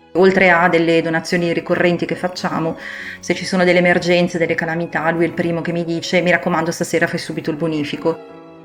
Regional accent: Sesto San Giovanni, Lombardy, Italy; Io sono cresciuta a Sesto San Giovanni, che è una grande città alle porte di Milano

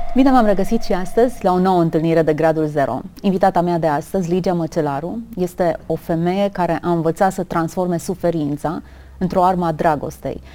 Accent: Romania; ne mândrim ca români

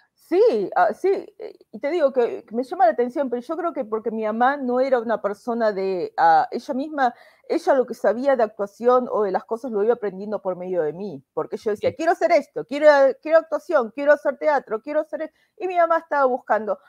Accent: Buenos Aires, Argentina; moved away as an adult; now in United States; soy de Buenos Aires, nací en La Paternal, es un barrio de clase media

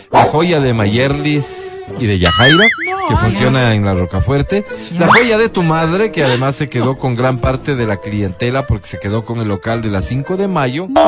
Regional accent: Esmeraldas, Ecuador; born there; Soy un ciudadano ecuatoriano nacido en la bella provincia de Esmeraldas, así

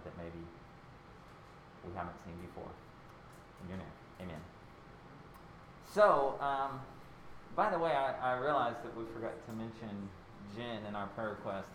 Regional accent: Pilioka, Tennessee, United States; I grew up in Pilioka, Tennessee

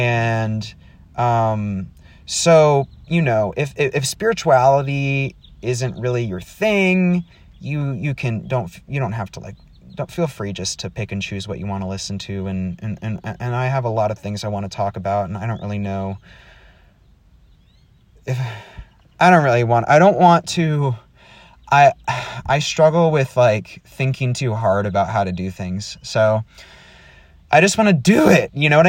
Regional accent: Texas, United States; also born or lived in Wisconsin; I was born in Wisconsin and we moved to Texas because my dad wanted to go to Dallas Theological Seminary. And I was raised in a very strict conservative home.

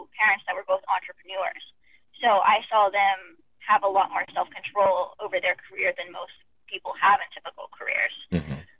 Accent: Florida, United States; I grew up in Florida

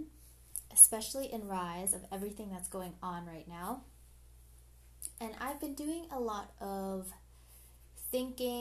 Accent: Canada; I am a Canadian citizen, born Filipino. So I'm a first generational born Filipino in Canada

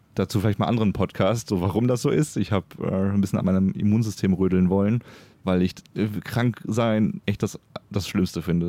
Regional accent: Germany; now in Cologne, Germany; als Deutscher äh, in Köln wohnend

